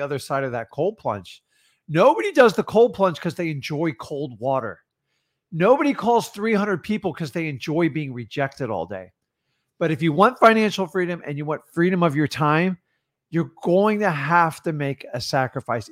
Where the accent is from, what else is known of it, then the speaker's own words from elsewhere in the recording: Florida, United States; I'm from Florida